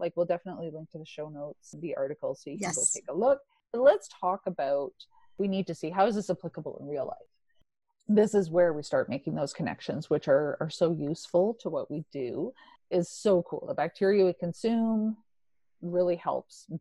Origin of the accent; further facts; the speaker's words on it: Ontario, Canada; now in Alberta, Canada; I'm from Ontario, so I'm quite familiar with life out there